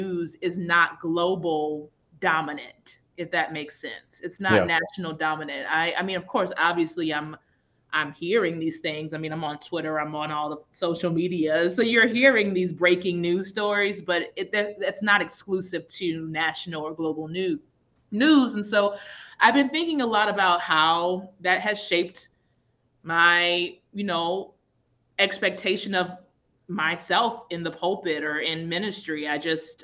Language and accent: English; New Orleans, Louisiana, United States; I'm from New Orleans